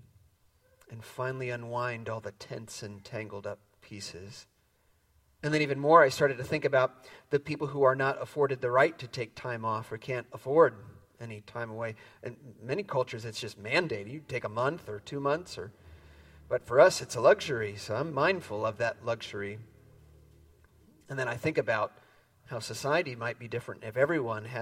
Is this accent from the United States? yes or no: yes; Midwest, United States; moved away as an adult; now in San Francisco Bay Area, United States; I grew up in the Midwest